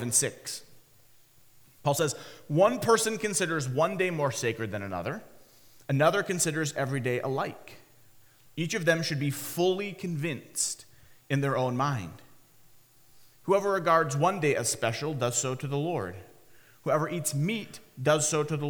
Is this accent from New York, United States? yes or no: no; Michigan, United States; When Haley, my wife Haley, and I were growing up in Michigan, we lived in a part of Michigan